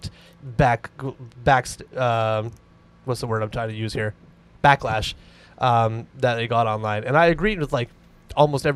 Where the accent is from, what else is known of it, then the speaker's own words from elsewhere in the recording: Canada; We're Canadian